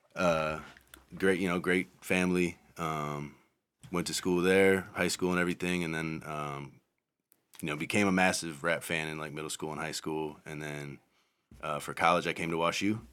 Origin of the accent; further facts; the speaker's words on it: Madison, Wisconsin, United States; I grew up in Madison, Wisconsin.